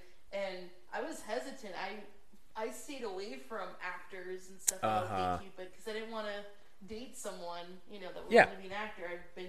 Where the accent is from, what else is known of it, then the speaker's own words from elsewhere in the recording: Pennsylvania, United States; moved away; I'm from Pennsylvania, both our families were Catholic